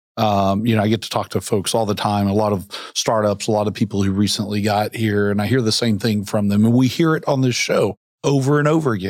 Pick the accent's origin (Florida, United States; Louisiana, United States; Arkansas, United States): Arkansas, United States; Central; now in Bentonville, United States; I grew up in Central Arkansas and left for a long time, so I didn't come from Central Arkansas to here.